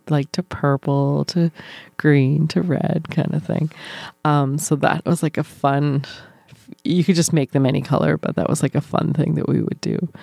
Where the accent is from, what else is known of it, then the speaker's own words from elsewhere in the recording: New Brunswick, Canada; moved away; we had a community pool in my hometown in New Brunswick